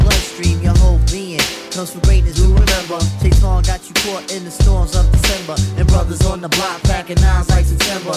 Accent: Kingston upon Thames, London, United Kingdom; I grew up in Kingston, right? So my parents are from Ghana

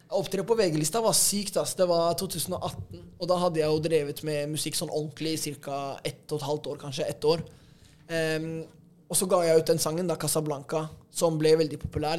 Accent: Oslo, Norway; det er jo her jeg har vokst opp

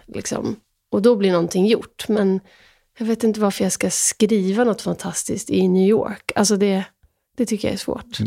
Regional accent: Sweden; jag är också svensk

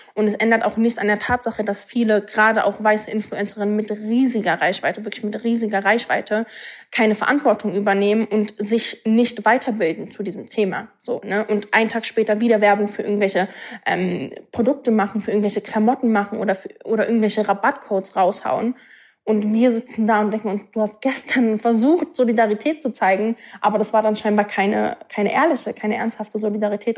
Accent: Berlin, Germany; Ich bin, ich bin in Berlin geboren, so, ne? Ich, ich bin Deutsche.

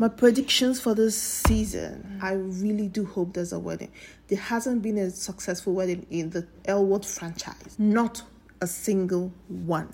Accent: Nigeria; As a Nigerian

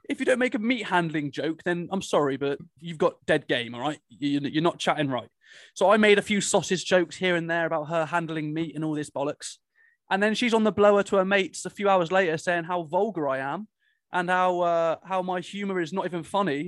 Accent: Cornwall, South West England, United Kingdom; I'm from Cornwall

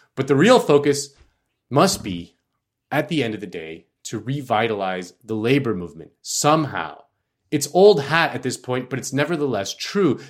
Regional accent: Florida, United States; Florida, my home state

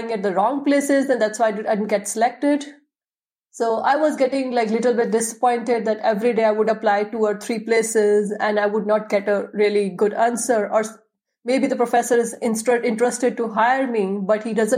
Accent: India; moved away as an adult; now in Leuven, Belgium; I'm from India.

